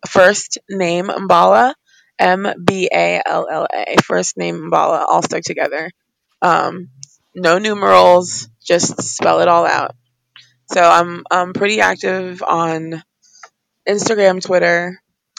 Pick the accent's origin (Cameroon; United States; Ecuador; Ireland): Cameroon; moved away; I'm from Cameroon, Central Africa originally